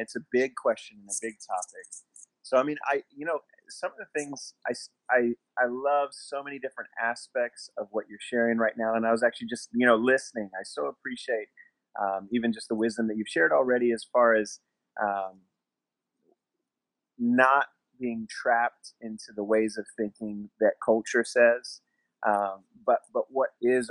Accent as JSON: {"language": "English", "town": "Masterton", "region": "Wellington", "country": "New Zealand", "tie": "born or raised there", "also_born_or_lived": "Tucson, Arizona, United States", "said": "we moved across the world from Tucson, Arizona to Masterton, New Zealand, and it happened pretty quickly"}